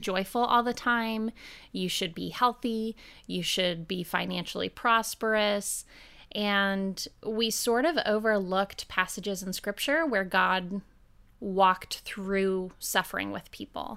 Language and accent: English; Oregon, United States; now in Nashville, United States; I was born and raised in Oregon in a really beautiful community on the dry side of the state.